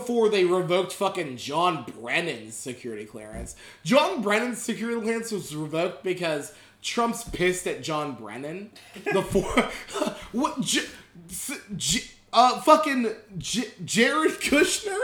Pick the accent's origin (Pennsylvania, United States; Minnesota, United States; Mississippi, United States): Pennsylvania, United States; Pottsville; I was raised in Pottsville, Pennsylvania.